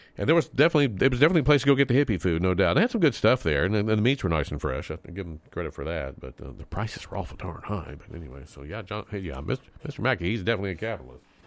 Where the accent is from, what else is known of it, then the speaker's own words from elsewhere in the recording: Texas, United States; moved away; I'm originally from Texas